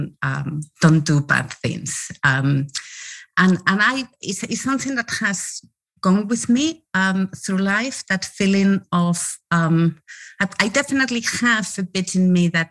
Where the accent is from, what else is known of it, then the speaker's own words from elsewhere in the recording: Spain; When I was a little girl, I was growing up in Spain, and I was born in Spain when Spain was still under the dictatorship.